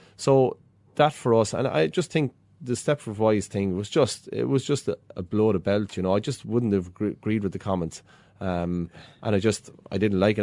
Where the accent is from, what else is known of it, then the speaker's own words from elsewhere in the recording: Ballyhale, Leinster, Ireland; when I was a boy growing up in Ballyhale